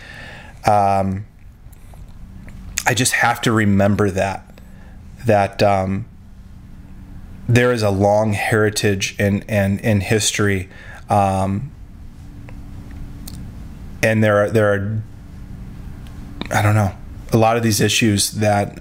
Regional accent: Rapid City, South Dakota, United States; I grew up in Rapid City

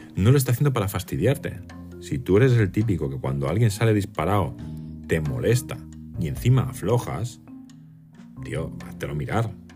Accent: Mallorca, Balearic Islands, Spain; soy de Mallorca

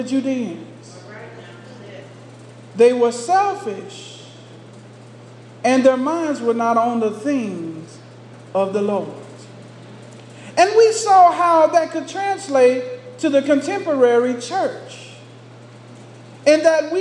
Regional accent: Texas, United States; growing up in Texas. As a little boy, I would be out in the fields working with my dad

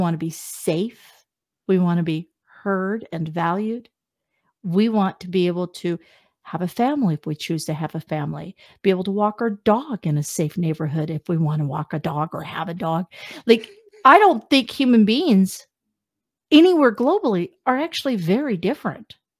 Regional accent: Wichita, Kansas, United States; moved away as an adult; also born or lived in Las Vegas, Nevada; now in Canada; I'm from Wichita

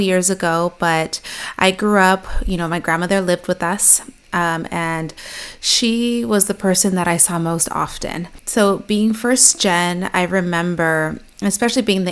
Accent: Chino, California, United States; I actually grew up in a little city called Chino, so it's close to Pomona, it's close to the IE

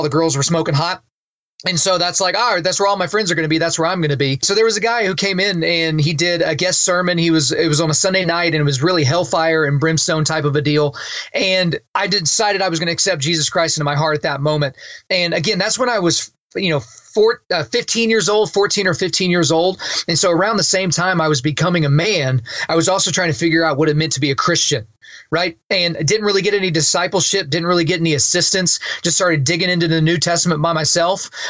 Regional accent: Lawton, Oklahoma, United States; I grew up in Southwest Oklahoma in a town called Lawton

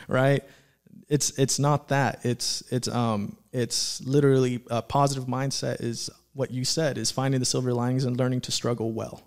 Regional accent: Antelope Valley, California, United States; growing up in the Antelope Valley

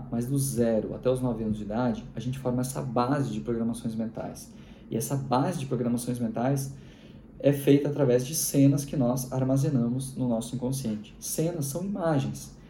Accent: Rio Grande do Sul, Brazil; Isso é um prato bem típico dos gaúchos. Eu sou gaúcho.

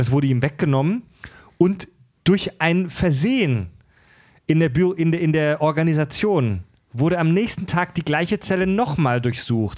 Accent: Kieselbronn, Baden-Württemberg, Germany; also born or lived in Mühlacker; ich bin gebürtig Schwabe, geboren in Mühlacker, das ist Württemberg, aufgewachsen in Baden, in Kieselbronn

